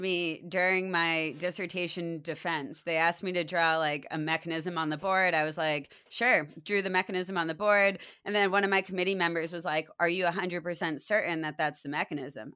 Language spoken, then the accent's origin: English; Maine, United States; I grew up in Maine where nature was all around me